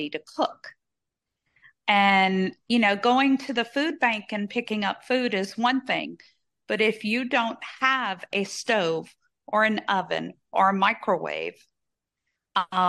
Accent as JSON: {"language": "English", "region": "Southern Louisiana", "country": "United States", "tie": "born or raised there", "said": "growing up in Southern Louisiana"}